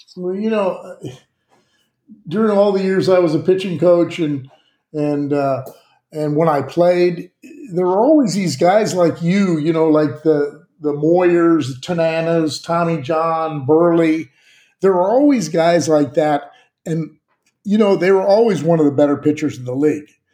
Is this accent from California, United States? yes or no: yes; Southern California, United States; I'm from Southern California